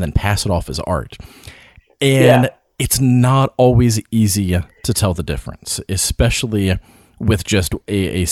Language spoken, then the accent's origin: English; the South, Appalachia, United States; living in the South, growing up around Appalachia, you know, like there's a lot of folk art around here